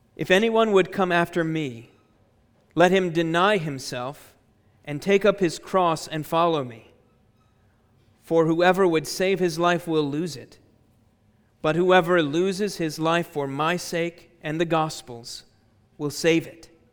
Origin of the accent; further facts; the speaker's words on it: Chicago, Illinois, United States; my hometown, uh, Chicago, Illinois, in the United States